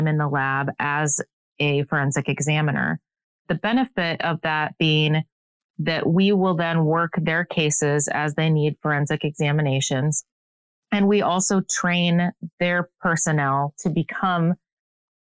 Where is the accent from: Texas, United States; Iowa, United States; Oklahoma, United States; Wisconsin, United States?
Iowa, United States; Northeast; moved away as an adult; also born or lived in Nebraska / Atlanta; now in Kansas City, United States; I was born and raised in Northeast Iowa